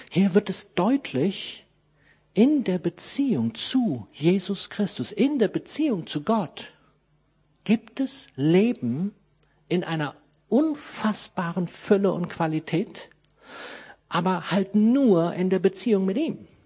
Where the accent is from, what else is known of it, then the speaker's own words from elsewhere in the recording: Harz, Germany; ich komme aus dem Harz